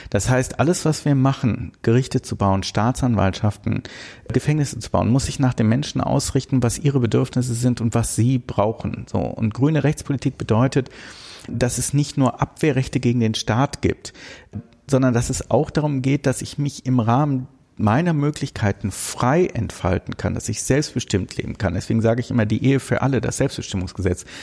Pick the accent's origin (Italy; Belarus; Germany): Germany; Rhineland; Wir, wir, wir gucken beide als Rheinländer auf den Rhein.